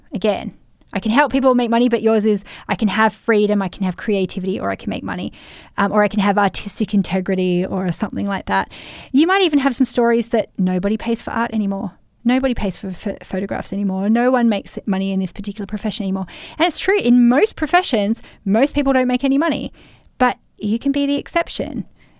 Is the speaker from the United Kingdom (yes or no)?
no; Australia; this is a double layer of being in the construction industry, being a man and being Australian.